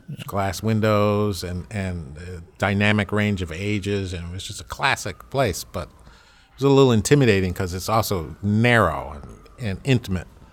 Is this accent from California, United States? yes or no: yes; Berkeley, California, United States; moved away as an adult; also born or lived in Los Angeles / Harlem, New York; now in New York, United States; when I grew up in Berkeley